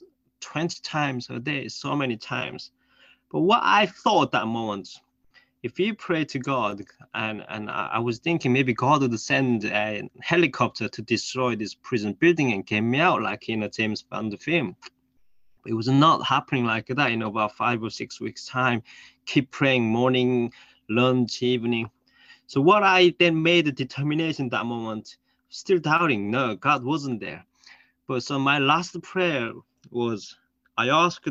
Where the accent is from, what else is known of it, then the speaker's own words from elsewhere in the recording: North Korea; English is a second language; moved away; I was born in North Korea